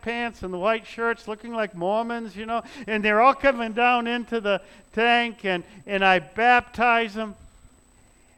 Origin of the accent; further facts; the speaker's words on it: New Hampshire, United States; I'm a native New Hampshireite. I mean, if I go back to my hometown, New Hampshire, there's like 10 or 11 generations in the same cemetery